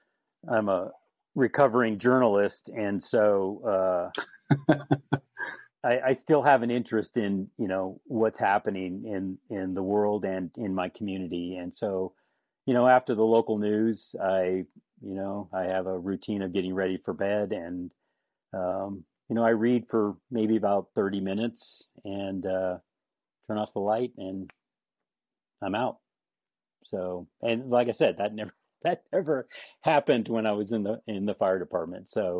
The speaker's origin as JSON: {"language": "English", "town": "Napa", "region": "California", "country": "United States", "tie": "born there", "said": "So born in California. I was actually born in Napa."}